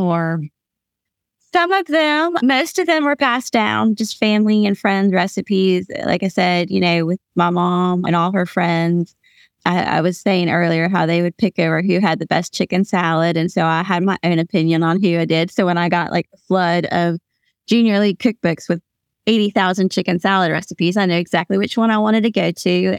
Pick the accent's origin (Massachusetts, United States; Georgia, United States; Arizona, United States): Georgia, United States; Atlanta; also born or lived in Louisville, Kentucky; now in Hickory, United States; I'm from Atlanta, Georgia. My family's from Louisville, Kentucky. I live in Hickory, North Carolina